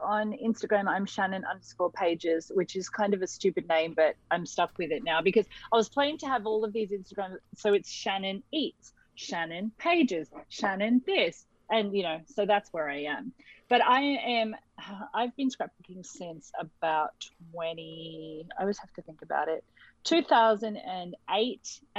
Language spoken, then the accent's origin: English; Sydney, New South Wales, Australia; Oh, and I'm from Sydney. I'm from Sydney, Australia.